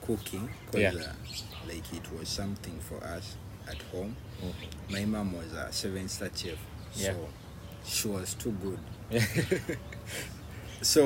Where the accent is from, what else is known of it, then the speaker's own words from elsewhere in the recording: Wakiso, Central Region, Uganda; I'm born and raised in Wakiso